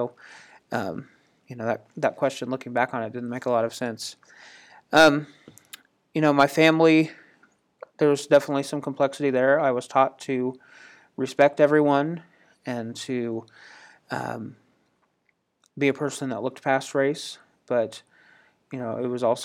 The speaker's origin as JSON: {"language": "English", "region": "Indiana", "country": "United States", "tie": "born or raised there", "said": "I grew up in Indiana, which is part of the North"}